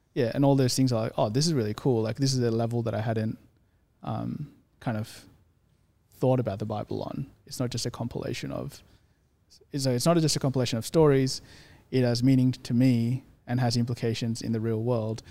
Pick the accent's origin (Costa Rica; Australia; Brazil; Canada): Australia; Sydney, New South Wales; accent: Australian; also born or lived in India; I grew up in the Shire